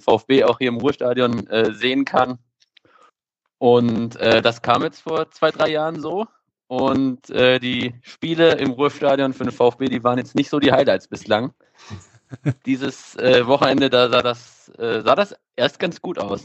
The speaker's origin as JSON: {"language": "German", "town": "Stuttgart", "region": "Baden-Württemberg", "country": "Germany", "tie": "born or raised there", "moved": "as an adult", "lives_now": "Bochum, Germany", "said": "ich bin ähm, in Stuttgart aufgewachsen, im Stuttgarter Norden"}